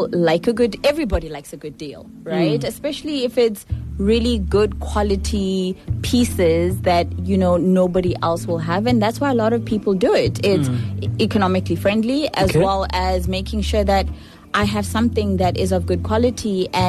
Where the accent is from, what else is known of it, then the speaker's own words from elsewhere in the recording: Port Elizabeth, Eastern Cape, South Africa; I was born in Port Elizabeth